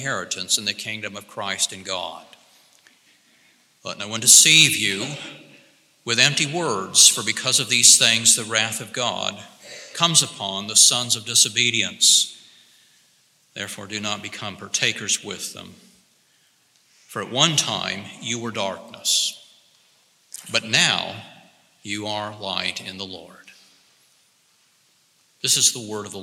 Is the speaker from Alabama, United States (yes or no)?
yes; Alabama, United States; moved away as an adult; also born or lived in Laramie, Wyoming; I was raised in Alabama